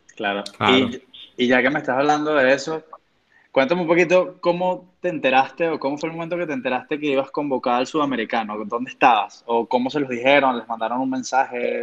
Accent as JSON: {"language": "Spanish", "country": "Venezuela"}